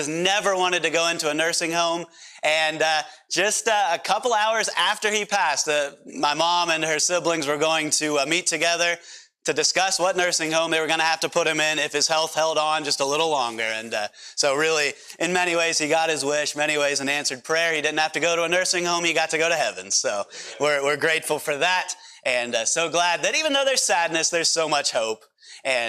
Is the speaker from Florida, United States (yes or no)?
no; Pennsylvania, United States; accent: PA accent; moved away; I'm from Pennsylvania originally